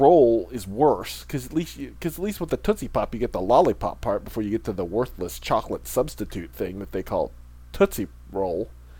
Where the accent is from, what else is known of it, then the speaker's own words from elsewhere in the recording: Illinois, United States; moved away; Illinois, my home state